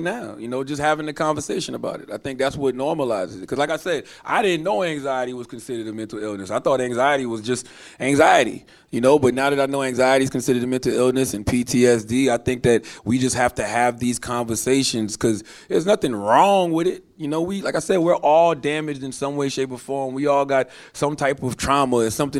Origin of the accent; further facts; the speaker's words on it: the South, United States; You know, I'm from the South, so I grew up around great therapists who needed therapists themselves.